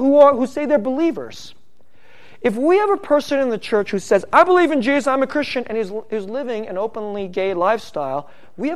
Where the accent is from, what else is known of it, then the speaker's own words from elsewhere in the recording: San Francisco Bay Area, California, United States; I'm from the San Francisco Bay Area